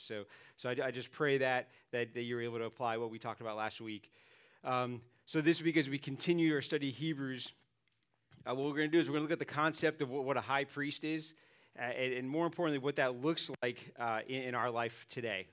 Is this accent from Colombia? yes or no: no; New York City, New York, United States; moved away; I grew up in Staten Island, New York, and, uh, every once in a while the accent kicks